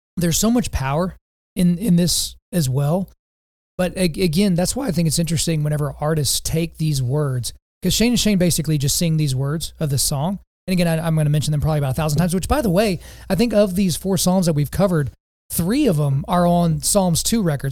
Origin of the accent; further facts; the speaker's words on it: Lawton, Oklahoma, United States; as a kid growing up in Oklahoma